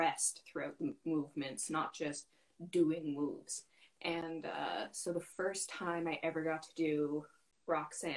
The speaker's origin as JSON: {"language": "English", "town": "Fort McMurray", "region": "Alberta", "country": "Canada", "also_born_or_lived": "London, United Kingdom / Vancouver, Canada", "moved": "yes", "lives_now": "Victoria, Canada", "said": "I'm from Fort McMurray, Alberta"}